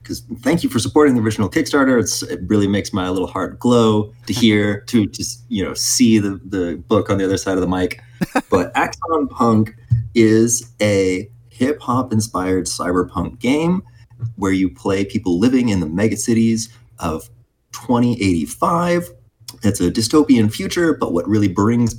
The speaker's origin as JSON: {"language": "English", "town": "Arlington", "region": "Texas", "country": "United States", "tie": "born or raised there", "moved": "as an adult", "lives_now": "Chicago, United States", "said": "Cameron and I originally grew up in Texas, right in the DFW area, so right in Arlington"}